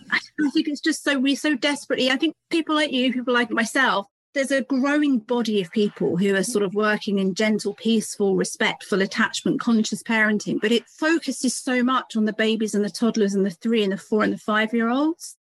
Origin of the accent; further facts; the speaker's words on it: United Kingdom; You probably hear from my accent, I'm from the UK. I live just between London and Cambridge, if anybody knows England.